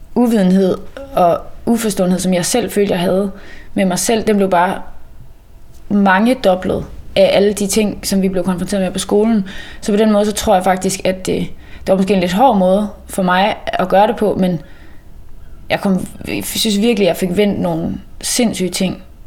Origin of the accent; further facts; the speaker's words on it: Mols, Central Denmark Region, Denmark; moved away as an adult; also born or lived in Copenhagen / Aarhus / Klitmøller; jeg er egentlig vokset op øh, på Mols